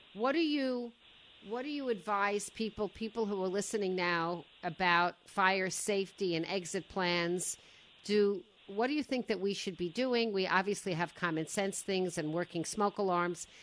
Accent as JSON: {"language": "English", "town": "Woodmere", "region": "New York", "country": "United States", "tie": "born or raised there", "said": "I grew up in Woodmere on the other on the other shore"}